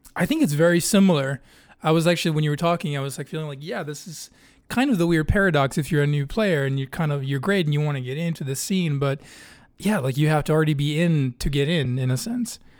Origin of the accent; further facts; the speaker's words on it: Sweden; also born or lived in Gothenburg, Sweden / Örebro, Sweden; now in Chicago, United States; growing up in Sweden and living in Gothenburg and Örebro and other places